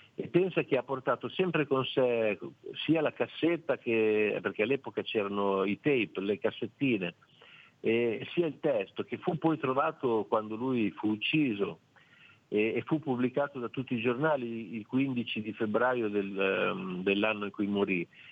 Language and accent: Italian; Cesena, Emilia-Romagna, Italy; io sono di Cesena